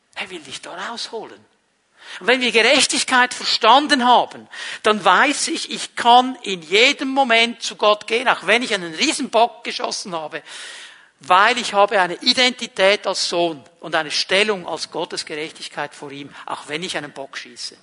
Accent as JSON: {"language": "German", "country": "Switzerland", "said": "ich bin nicht Deutscher, ich bin Schweizer"}